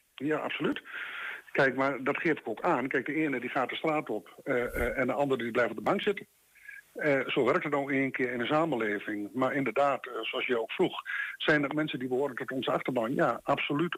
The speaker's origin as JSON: {"language": "Dutch", "country": "Netherlands", "said": "wij zijn Nederlanders"}